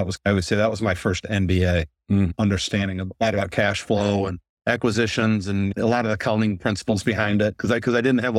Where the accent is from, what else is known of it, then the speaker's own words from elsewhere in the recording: Grand Blanc, Michigan, United States; I probably should have been growing up in Grand Blanc on a golf course, but I worked a lot.